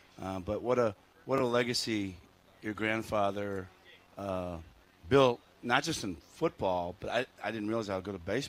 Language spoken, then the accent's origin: English; Rockford, Illinois, United States; moved away as an adult; also born or lived in Indiana; now in Bloomington, United States; I was a kid growing up in Rockford, Illinois